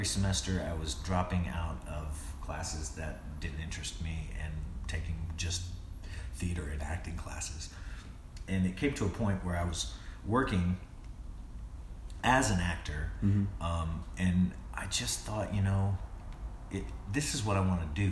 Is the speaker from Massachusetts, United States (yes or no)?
no; High Point, North Carolina, United States; I grew up in North Carolina, in High Point, North Carolina, a very small town